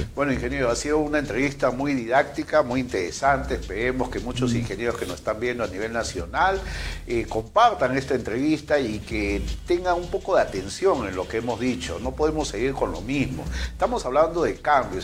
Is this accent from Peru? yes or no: yes; Peru; así somos los peruanos